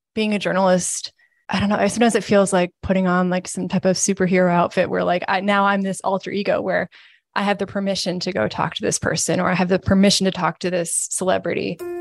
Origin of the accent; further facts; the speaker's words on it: Williston, Vermont, United States; I'm from here. I'm from Williston, uh, Vermont, and I grew up reading the Burlington Free Press over breakfast